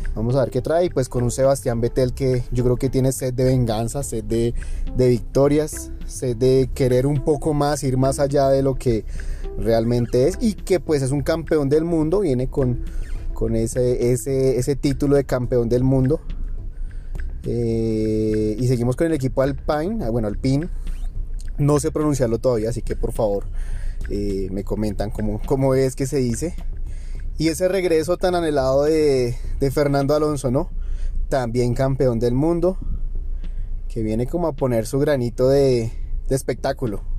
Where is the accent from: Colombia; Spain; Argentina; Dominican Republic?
Colombia; que somos colombianos